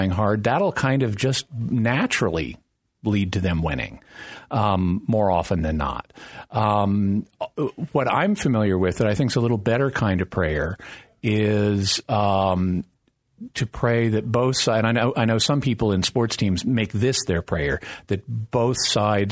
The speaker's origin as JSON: {"language": "English", "town": "Fayetteville", "region": "Arkansas", "country": "United States", "tie": "born or raised there", "said": "I grew up in Fayetteville, Arkansas, which is the hometown of the Razorbacks."}